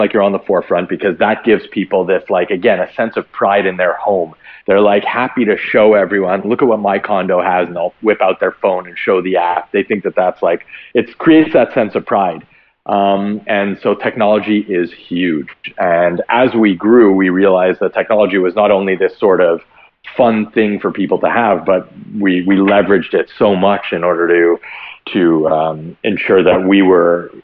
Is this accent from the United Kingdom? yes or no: no; Montreal, Quebec, Canada; born and raised in Montreal